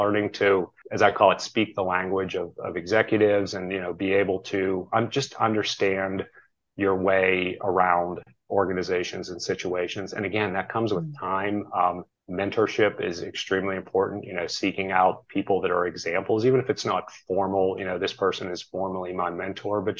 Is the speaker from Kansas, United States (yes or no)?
no; near Pittsburgh, Pennsylvania, United States; I grew up near Pittsburgh